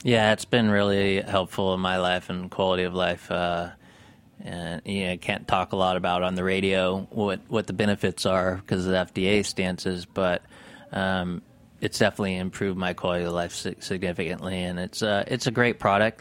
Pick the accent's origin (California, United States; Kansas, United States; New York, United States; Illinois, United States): California, United States; Mammoth Lakes; I grew up in Mammoth